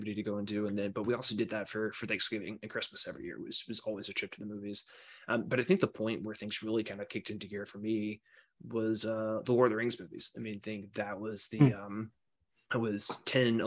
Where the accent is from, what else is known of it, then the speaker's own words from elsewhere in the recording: South Carolina, United States; also born or lived in Alabama; now in Washington, D.C., United States; I was born in Alabama, but grew up mostly in South Carolina